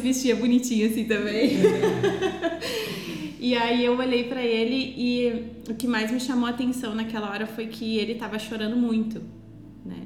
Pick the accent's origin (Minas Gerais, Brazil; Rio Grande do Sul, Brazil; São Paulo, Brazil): Rio Grande do Sul, Brazil; Estrela; Eu sou natural de Estrela, uma cidade fica a 90 quilômetros de Porto Alegre